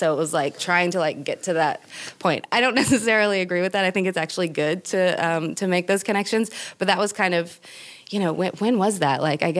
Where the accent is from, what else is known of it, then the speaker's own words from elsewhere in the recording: California, United States; I'm from the Bay Area, so it's like tech center.